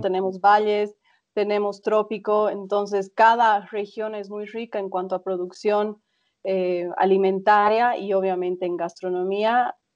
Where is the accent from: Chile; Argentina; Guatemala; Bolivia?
Bolivia; yo siendo boliviana